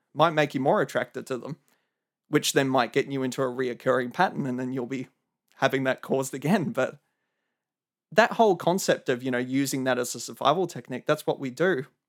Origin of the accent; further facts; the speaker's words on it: Melbourne, Victoria, Australia; I'm from Melbourne, Australia